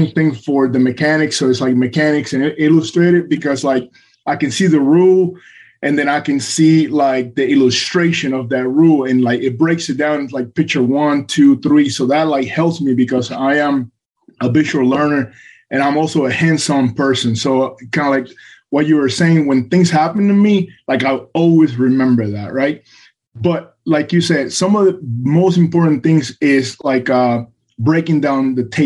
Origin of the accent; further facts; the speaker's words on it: Puerto Rico; I was born and raised in Puerto Rico